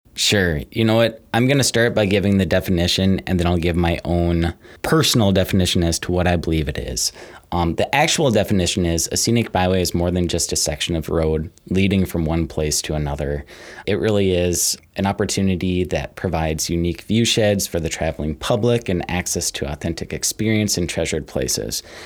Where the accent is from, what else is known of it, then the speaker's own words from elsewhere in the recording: Maple Grove, Minnesota, United States; moved away as an adult; also born or lived in Britt, Iowa / Garner, Iowa; now in Northeast Iowa, United States; grew up in Maple Grove, Minnesota, northwest of the Twin Cities